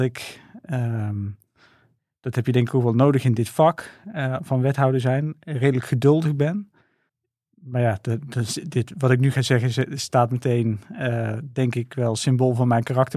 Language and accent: Dutch; 's-Hertogenbosch, North Brabant, Netherlands; ik ben geboren en getogen in Den Bosch.